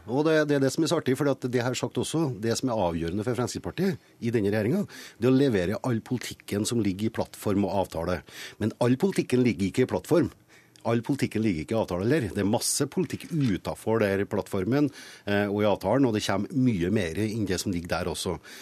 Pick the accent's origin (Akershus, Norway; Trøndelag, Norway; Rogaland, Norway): Trøndelag, Norway; som trønder